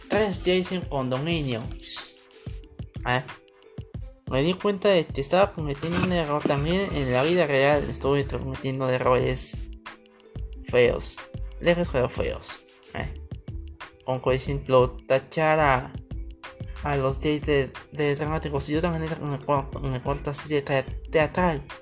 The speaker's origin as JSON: {"language": "Spanish", "country": "Colombia", "said": "Soy una drag queen colombiana. Bueno, una drag colombiana, mejor dicho, porque soy hombre, soy un colombiano, carcero. Un colombiano te acabo de salir de Closet hace tres años"}